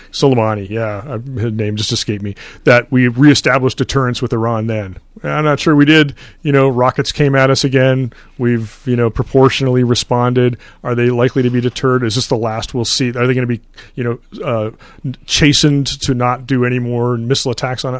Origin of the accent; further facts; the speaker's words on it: Canada; moved away; I grew up in Canada